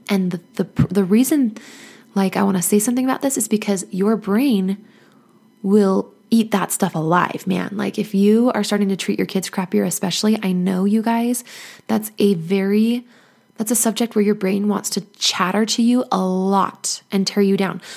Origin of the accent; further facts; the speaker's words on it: United States; also born or lived in Nevada / Arizona; I grew up in Nevada and Arizona